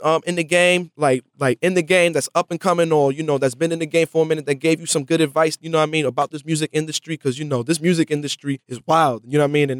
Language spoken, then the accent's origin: English; New York City, New York, United States; I'm from the Bronx